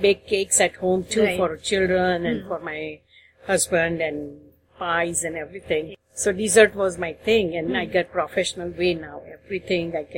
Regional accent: Ahmedabad, Gujarat, India; moved away as an adult; also born or lived in Central Illinois; now in Columbus, United States; I was born and raised in Ahmedabad, and then we got married, and I came to United States in 1975.

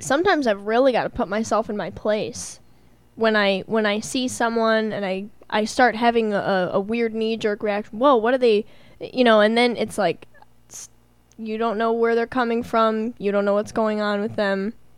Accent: Milwaukee, Wisconsin, United States; I was born in Milwaukee

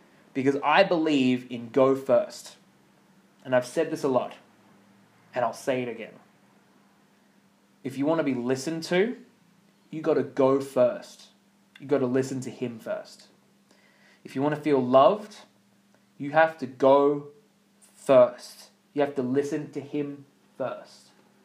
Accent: Australia; accent: Australian; I grew up in Australia

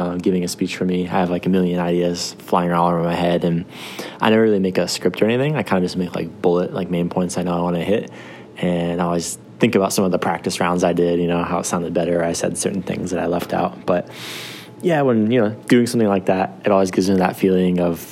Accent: Michigan, United States; moved away as an adult; now in Japan; I'm from Michigan originally

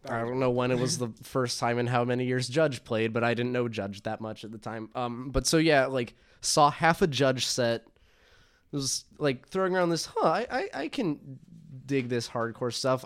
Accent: Atlanta, Georgia, United States; now in Chicago, United States; I'm originally from Atlanta

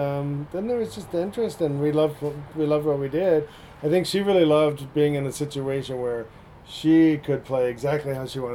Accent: San Jose, California, United States; I grew up in San Jose.

